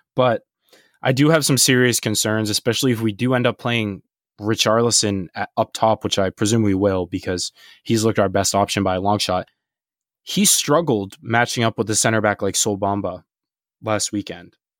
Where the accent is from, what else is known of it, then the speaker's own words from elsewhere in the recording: United States; being from an American perspective